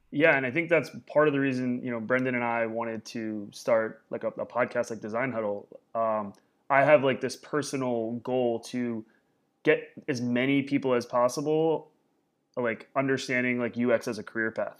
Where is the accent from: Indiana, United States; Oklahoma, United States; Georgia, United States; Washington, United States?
Indiana, United States; Warsaw; moved away; my childhood was in Indiana